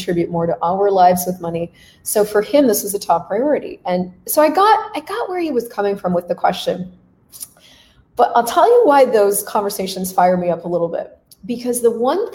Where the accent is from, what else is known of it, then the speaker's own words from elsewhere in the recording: United States; moved away as an adult; also born or lived in Canada; now in Latin America; So as an American, yes, I'm American. I was living in Canada for 12 years, but I'm an American. As an American living in Latin America